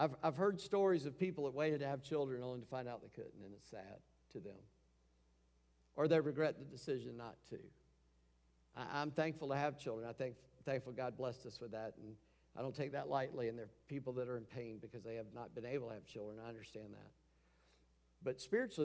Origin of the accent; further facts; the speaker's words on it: United States; We grew up in America